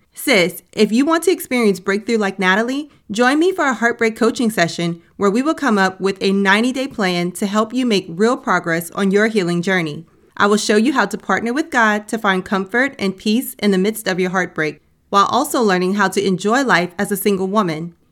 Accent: United States; That's my home country

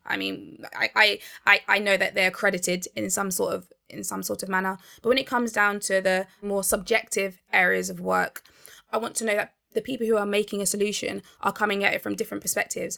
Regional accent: Barnet, London, United Kingdom; I grew up in Barnet

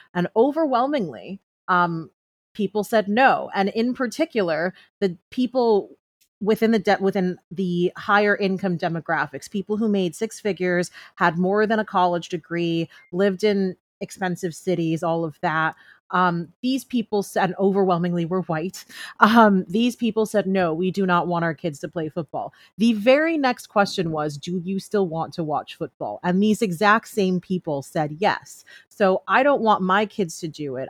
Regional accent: New York, United States; moved away as an adult; now in Los Angeles, United States; I'm born and raised in New York, and I had been living in L A for the last year

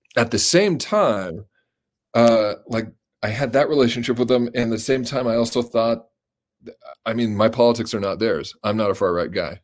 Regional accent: Colorado, United States; I grew up in Colorado

